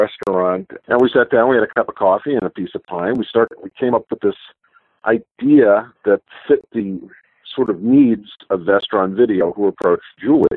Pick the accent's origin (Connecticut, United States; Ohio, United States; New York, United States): New York, United States; moved away as an adult; now in California, United States; We knew each other from our fan days in New York. We're both from New York.